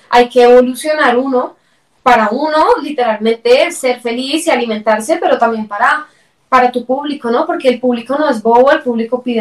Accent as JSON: {"language": "Spanish", "town": "Bogotá", "region": "Bogotá Capital District", "country": "Colombia", "said": "porque yo soy más, rola que chapinero, mejor dicho, así que ella es la embolatada, yo bien rolita."}